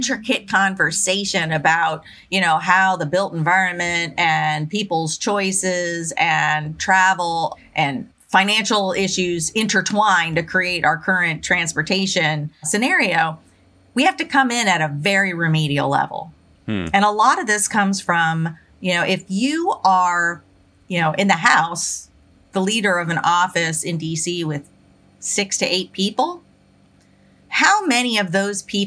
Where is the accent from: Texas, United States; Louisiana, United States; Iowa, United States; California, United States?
Louisiana, United States; I'm from Louisiana.